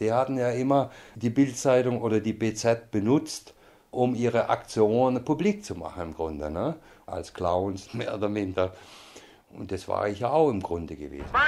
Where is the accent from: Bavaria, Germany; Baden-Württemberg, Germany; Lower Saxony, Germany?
Baden-Württemberg, Germany; Stuttgart; moved away as an adult; also born or lived in Berlin; ich bin in Stuttgart geboren am Ende des Krieges 1944